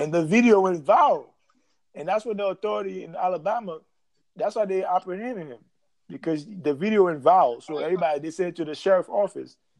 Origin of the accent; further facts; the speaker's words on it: Haiti; moved away; also born or lived in New York City, United States; I'm from Haiti originally